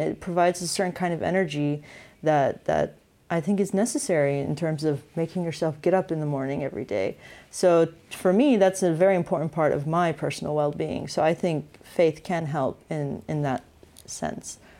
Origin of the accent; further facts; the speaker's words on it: United States; growing up in the States